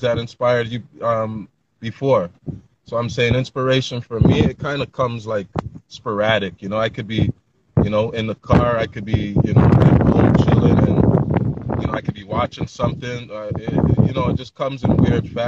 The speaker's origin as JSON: {"language": "English", "town": "Toronto", "region": "Ontario", "country": "Canada", "tie": "born or raised there", "said": "I'm born and raised in Toronto"}